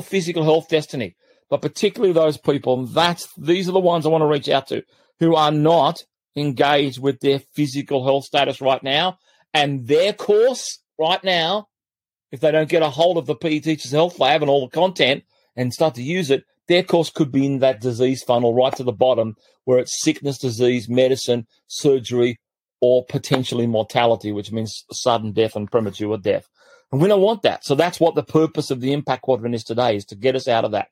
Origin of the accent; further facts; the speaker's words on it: Australia; I grew up in Australia at one stage when I was about 10, 11, 12 years of age